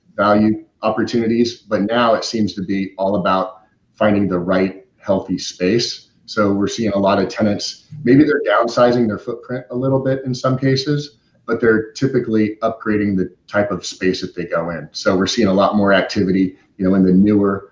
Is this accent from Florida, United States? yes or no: no; Omaha, Nebraska, United States; moved away as an adult; also born or lived in Arizona; now in San Diego, United States; I grew up in the Midwest, Omaha, Nebraska